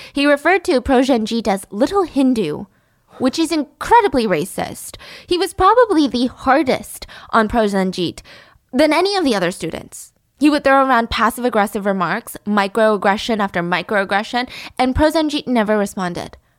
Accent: United States; living in America and being American

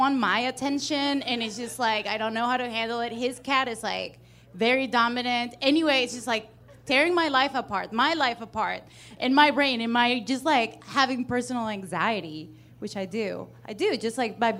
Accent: Venezuela; now in United States; I come from Venezuela and it's shit.

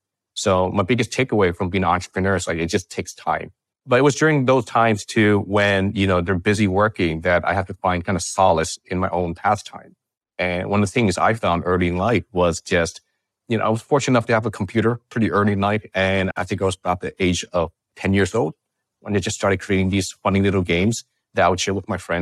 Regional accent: California, United States; You know, I grew up in the Bay Area. And my parents were immigrants and they worked really hard.

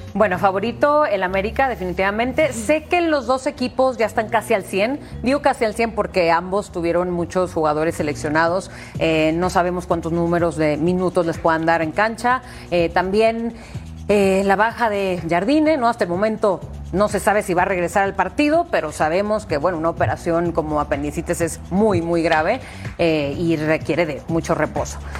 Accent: Monterrey, Nuevo León, Mexico; soy de Monterrey

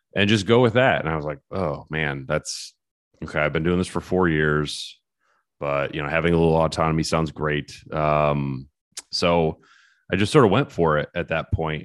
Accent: Michigan, United States; growing up in Michigan

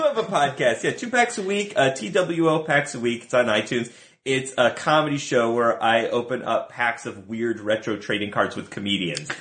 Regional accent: Buffalo, New York, United States; moved away as an adult; now in Los Angeles, United States; I did not grow up here. I grew up in Buffalo, New York

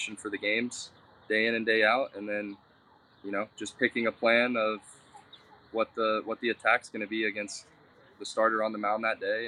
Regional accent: De Leon Springs, Florida, United States; also born or lived in Port Orange, Florida / DeLand, Florida; I grew up in DeLeon Springs

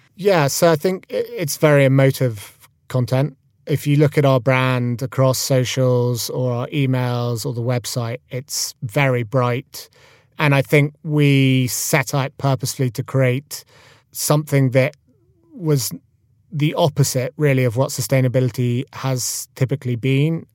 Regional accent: Scotland, United Kingdom; Freddie and I grew up together in Scotland.

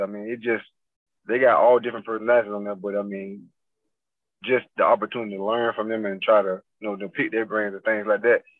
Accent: Fort Pierce, Florida, United States; also born or lived in Port Saint Lucie; now in Mississippi, United States; I'm from Fort Pierce

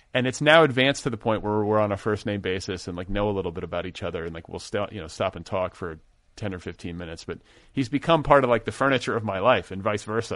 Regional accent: Midwest, United States; now in Los Angeles, United States; I grew up in the Midwest too

